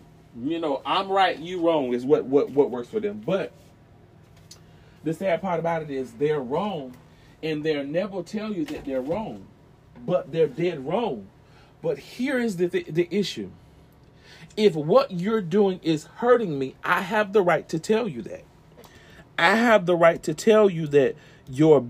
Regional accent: the South, United States; I was raised in the South

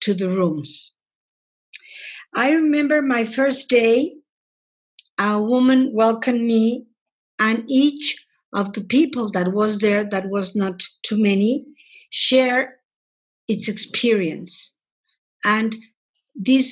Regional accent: Mexico; I'm from Mexico

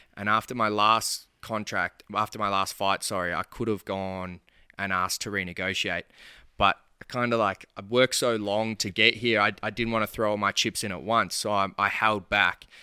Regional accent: Bacchus Marsh, Victoria, Australia; I'm from Bacchus Marsh

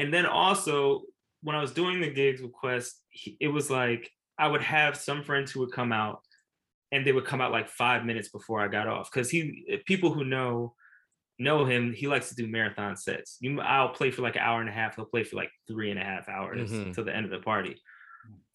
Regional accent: Philadelphia, Pennsylvania, United States; As a Philadelphian

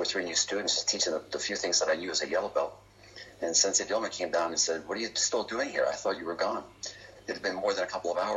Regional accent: Reading, Pennsylvania, United States; my hometown of Reading, Pennsylvania

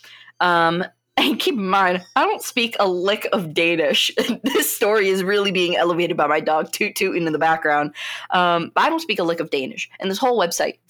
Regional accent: United States; as an American

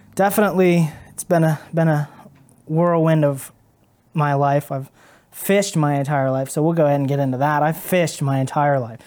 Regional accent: Caldwell, Ohio, United States; now in Cambridge, United States; I was born and raised in Caldwell, um, Caldwell, Ohio

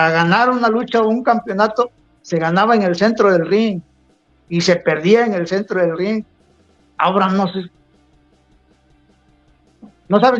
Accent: Río Grande, Oaxaca, Mexico; also born or lived in Acapulco; Yo nací en Acapulco, pero me crié en Río Grande, Oaxaca.

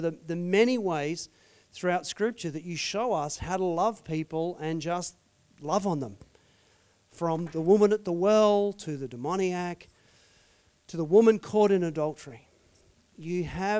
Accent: Australia; being an Aussie

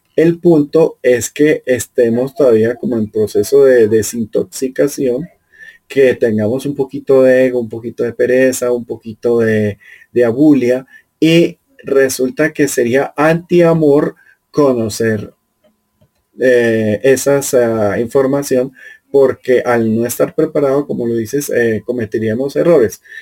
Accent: Colombia; yo soy colombiano, vivo aquí en Sudamérica

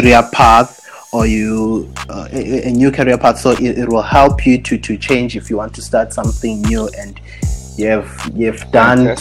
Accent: Soweto, Gauteng, South Africa; moved away as an adult; now in Rustenburg, South Africa; i moved from Soweto uh, because that's where I'm from actually. Then I moved from Soweto to to to oh, to Rustenburg.

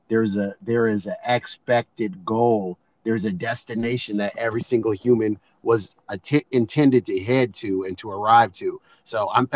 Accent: Seattle, Washington, United States; My wife and I are both born and raised in Seattle, not imports like most

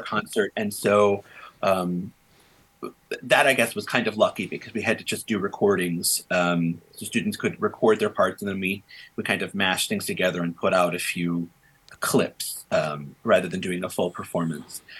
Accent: Evergreen Park, Illinois, United States; I grew up in Evergreen Park, which is um, a suburb of Chicago in the South Side

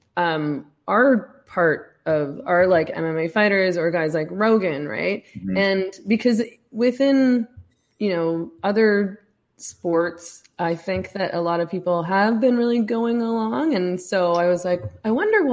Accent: Vancouver, British Columbia, Canada; moved away; I'm from Vancouver, although I've left.

